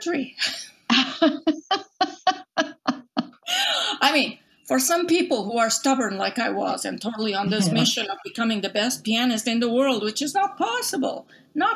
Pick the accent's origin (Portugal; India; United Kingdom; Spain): Portugal; English is a second language; moved away as an adult; now in United States; when I was growing up in Portugal, I'm originally from Portugal.